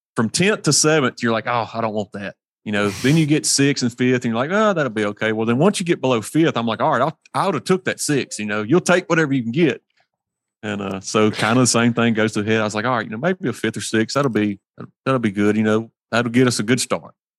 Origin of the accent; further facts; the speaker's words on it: Hernando, Mississippi, United States; I'm from Hernando, Mississippi, so we're on the tip of the sip down here